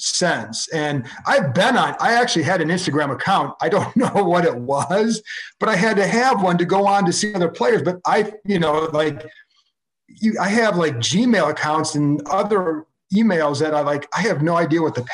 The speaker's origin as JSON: {"language": "English", "town": "Cleveland", "region": "Ohio", "country": "United States", "tie": "born or raised there", "moved": "yes", "said": "I grew up in Cleveland."}